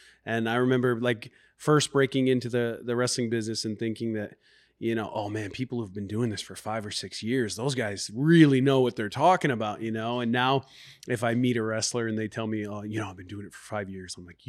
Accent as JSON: {"language": "English", "town": "Garden City", "region": "Kansas", "country": "United States", "tie": "born or raised there", "lives_now": "Iowa, United States", "said": "I first became a professional wrestling fan when I was living in Kansas when I was younger. I'm not originally from Iowa, but I was about 5 years old."}